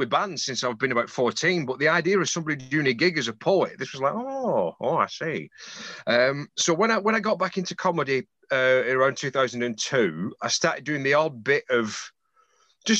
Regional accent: Bolton, North West England, United Kingdom; moved away as an adult; now in Morecambe, United Kingdom; from Exotic Bolton, originally. Now living in even more exotic Morecambe.

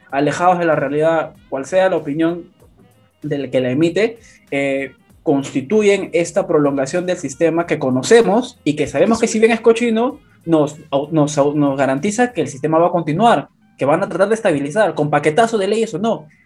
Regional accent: Lima, Peru; yo nací en Lima

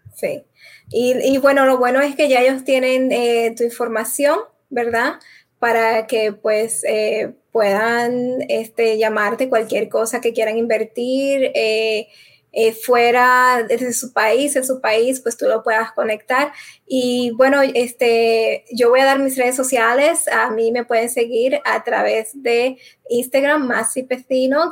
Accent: Dominican Republic; moved away; la República Dominicana, mi país, que ya hace eh, más de 15 años que no vivo allá

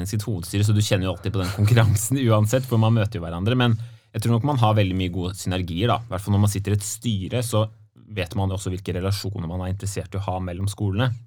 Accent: Nøtterøy, Vestfold, Norway; Ja, solkysten, vet du.

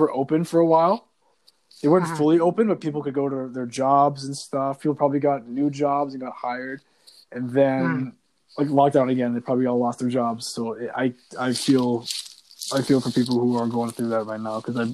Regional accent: Canada; as a Canadian

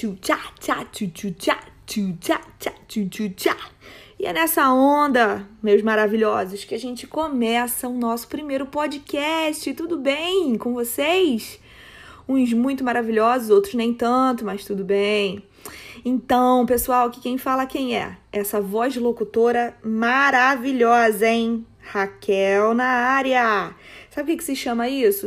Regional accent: Petrópolis, Rio de Janeiro, Brazil; Sou petropolitana, ou seja, é, moro, em, moro e nasci em Petrópolis, uma cidade do interior do Rio de Janeiro

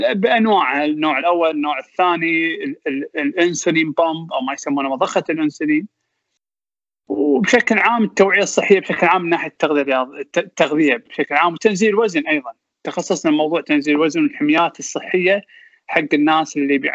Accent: Kuwait; also born or lived in England; احنا الكويتيين

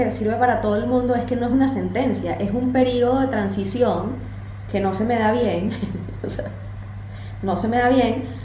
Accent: Venezuela; pero yo como venezolana hablo dando golpes

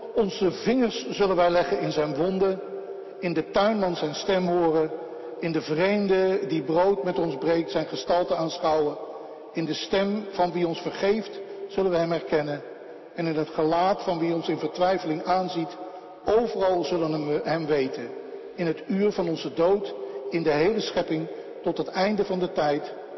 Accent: Netherlands; ik ben een typische Hollander

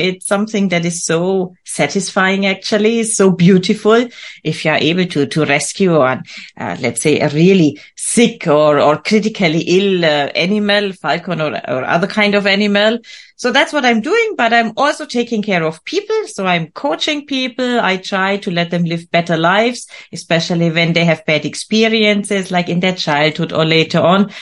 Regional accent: Bavaria, Germany; I was born and raised in Bavaria, in the beautiful countryside of Germany, Germans, uh, Germany's south

